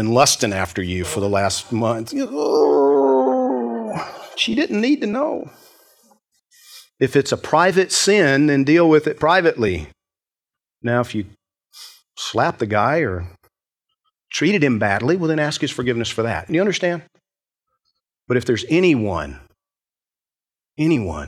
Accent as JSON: {"language": "English", "region": "Georgia", "country": "United States", "tie": "born or raised there", "said": "I grew up in Georgia"}